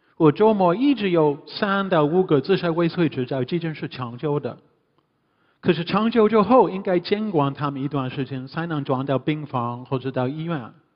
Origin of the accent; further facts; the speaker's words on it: Canada; Chinese is a second language; moved away as an adult; also born or lived in Hunan / Hubei / Beijing; now in Shanghai, China; 我是加拿大人，第一次来中国是七六年